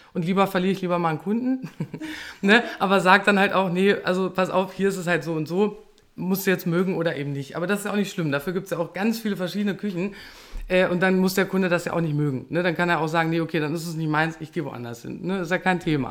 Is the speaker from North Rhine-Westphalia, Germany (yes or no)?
no; Peine, Lower Saxony, Germany; ich komme aus Peine